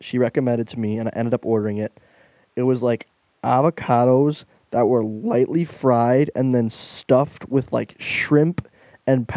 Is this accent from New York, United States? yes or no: no; Michigan, United States; I'm from Michigan.